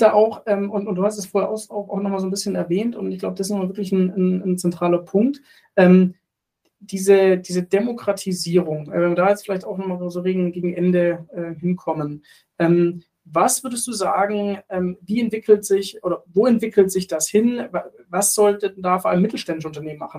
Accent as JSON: {"language": "German", "country": "Germany", "said": "als, als Deutsche in Deutschland"}